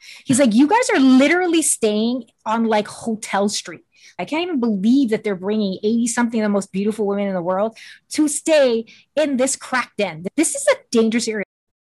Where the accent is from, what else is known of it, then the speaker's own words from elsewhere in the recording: Pearl City, Hawaii, United States; I'm from Pearl City.